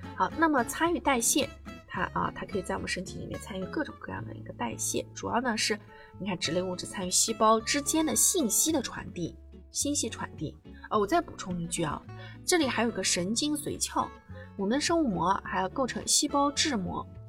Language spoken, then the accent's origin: Chinese; China; 我们中国人的这个饮食啊